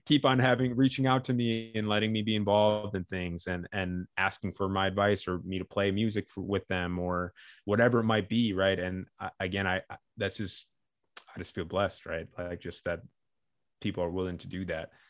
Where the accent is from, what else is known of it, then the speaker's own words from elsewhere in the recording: Midwest, United States; moved away as an adult; also born or lived in Chicago / New York; growing up in the Midwest in, in the nineties